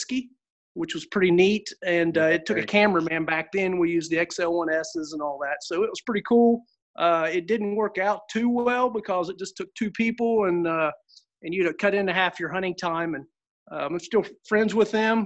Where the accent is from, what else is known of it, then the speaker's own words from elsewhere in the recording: Southern Ohio, United States; I'm from Southern Ohio